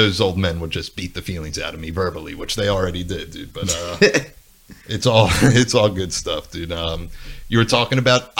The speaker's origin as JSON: {"language": "English", "town": "Bensalem", "region": "Pennsylvania", "country": "United States", "tie": "born or raised there", "said": "I grew up in Bensalem, which is the town that borders Philadelphia"}